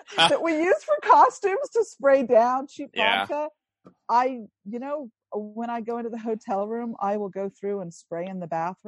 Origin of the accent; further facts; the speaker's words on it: Italy; moved away; I grew up in Italy